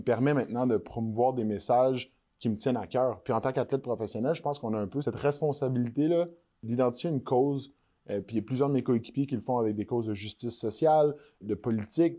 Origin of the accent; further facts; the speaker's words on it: Quebec, Canada; On réalise pas, en tant que Québécois